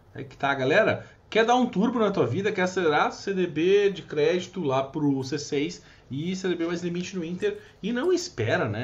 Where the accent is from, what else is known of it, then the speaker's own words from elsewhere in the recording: Brazil; Sou brasileiro